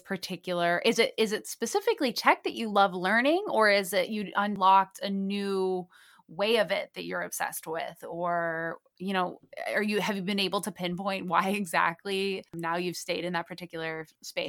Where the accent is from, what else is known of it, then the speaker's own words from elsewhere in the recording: Lake Forest, Illinois, United States; now in Miami, United States; I'm from Chicagoland area as well, Lake Forest.